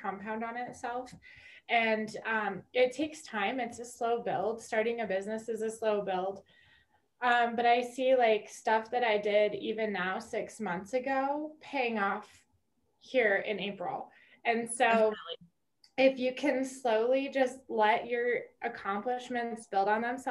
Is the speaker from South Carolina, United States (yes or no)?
no; Wyoming, United States; now in Colorado Springs, United States; I'm originally from Wyoming